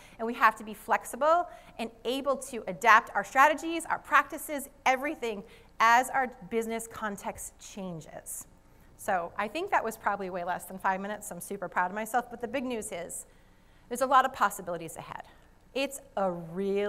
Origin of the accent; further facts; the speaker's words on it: Rhode Island, United States; accent: Rhode Island; my Rhode Island accent